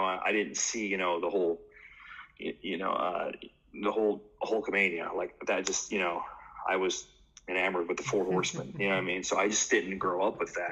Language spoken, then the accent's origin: English; Washington, United States; moved away; I'm from Washington State